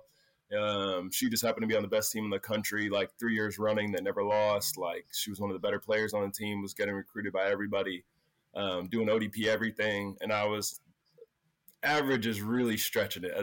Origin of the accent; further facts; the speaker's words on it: Pennsylvania, United States; also born or lived in San Diego, California; I was born in San Diego. I moved to Pennsylvania when I was like 11 months